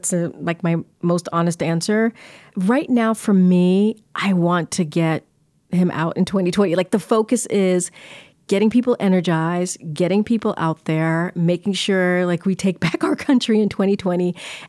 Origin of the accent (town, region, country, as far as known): Martinique; born there